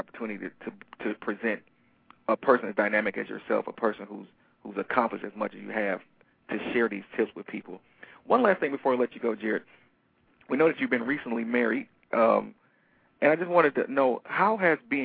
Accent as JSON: {"language": "English", "town": "Detroit", "region": "Michigan", "country": "United States", "said": "I'm from Detroit, Michigan"}